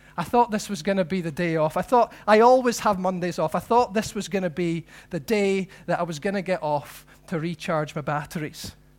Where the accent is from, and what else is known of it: Scotland, United Kingdom